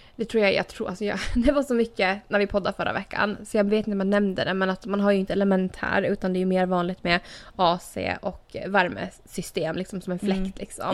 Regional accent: Åland Islands; moved away as an adult; also born or lived in Turku; now in United States; jag flyttade från Åland

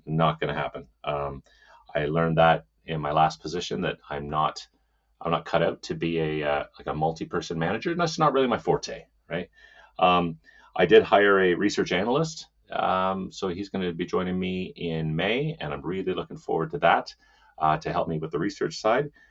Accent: Saskatchewan, Canada; moved away; also born or lived in Edmonton, Alberta / Ontario; I'm from Saskatchewan. I'm not from Ontario at all

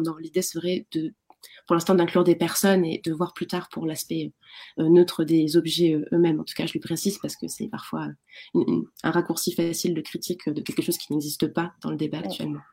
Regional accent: France; en tant que Française, Français

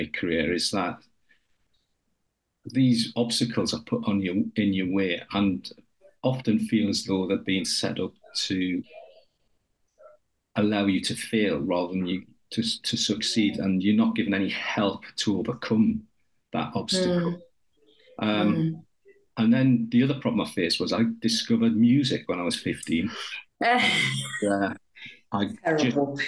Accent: Newcastle upon Tyne, North East England, United Kingdom; accent: Geordie; moved away as an adult; also born or lived in Huddersfield; I was growing up in Newcastle.

